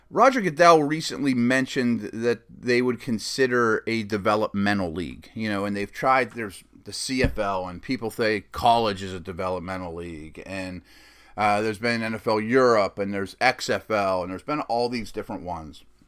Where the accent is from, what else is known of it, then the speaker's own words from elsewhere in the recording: Pittsburgh, Pennsylvania, United States; my hometown Steelers